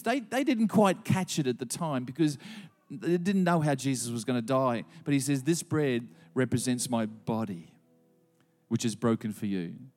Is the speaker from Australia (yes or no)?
yes; Gympie, Queensland, Australia; also born or lived in Gladstone; as a boy of eleven, and I grew up in Gympie